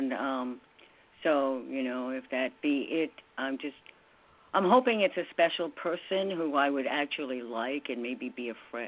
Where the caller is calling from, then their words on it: New York, United States; in New York.